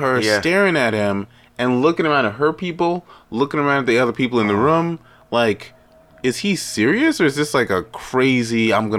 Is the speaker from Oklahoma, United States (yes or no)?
no; Houston, Texas, United States; I just dressed to say because I'm from Houston.